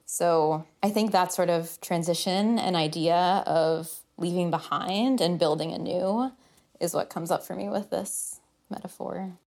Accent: Oak Park, Illinois, United States; I grew up in the area. I grew up in Oak Park

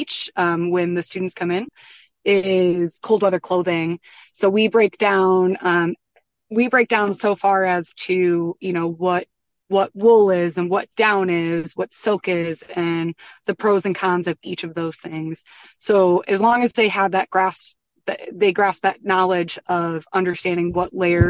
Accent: Midwest, United States; moved away as an adult; also born or lived in Colorado; now in Vermont, United States; I grew up in the Midwest and I also taught snowboarding in Colorado.

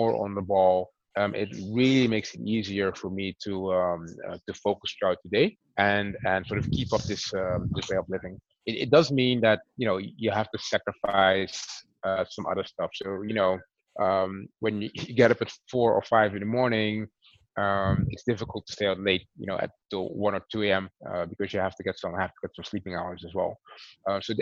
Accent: Netherlands; I'm Dutch, born and raised, but heritage is from the Dutch Caribbean.

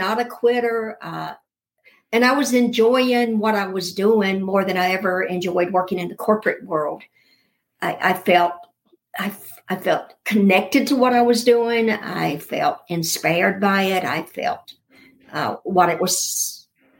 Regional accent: the South, United States; I am from the South

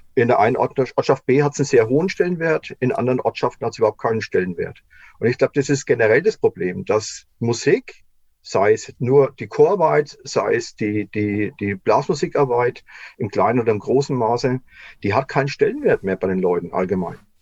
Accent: near Würzburg, Bavaria, Germany; ich bin ja aufgewachsen letztendlich in der Nähe von Würzburg in Pfalzöchheim

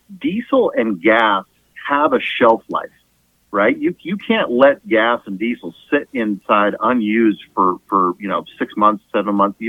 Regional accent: California, United States; moved away as an adult; now in Kansas, United States; I'm from California originally.

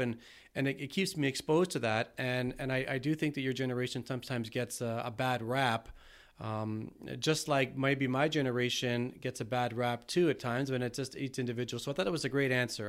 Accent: Toronto, Ontario, Canada; I'm from Toronto

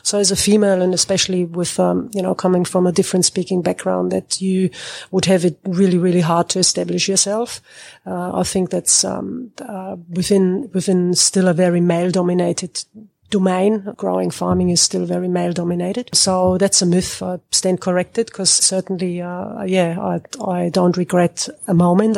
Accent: Germany; moved away as an adult; now in Northern Territory, Australia; I come from Germany. I studied agricultural engineering in Germany

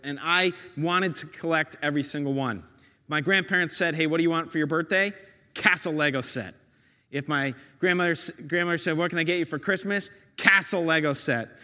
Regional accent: New York, United States; I'm a New Yorker

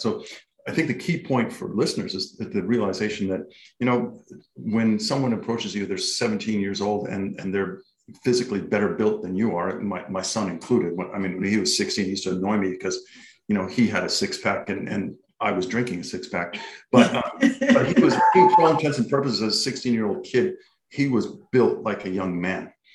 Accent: Canada; now in Australia; I'm from Canada originally. I've been in Australia since 1995

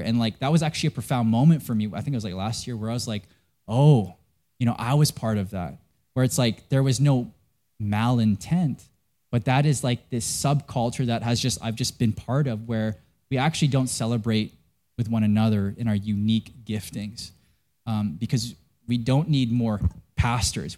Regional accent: Vancouver, British Columbia, Canada; I'm from Canada.

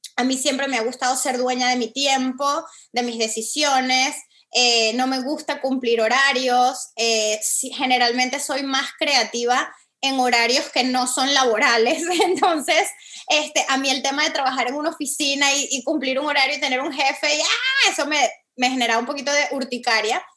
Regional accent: Venezuela; moved away as an adult; also born or lived in Caracas; now in Miami, United States; Yo soy venezolana, este, estoy tomando esta llamada desde Miami, aquí vivo hace siete años.

